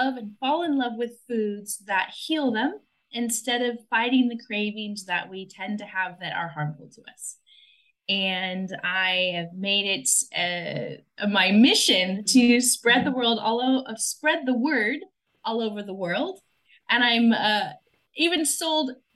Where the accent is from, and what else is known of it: United States; moved away as an adult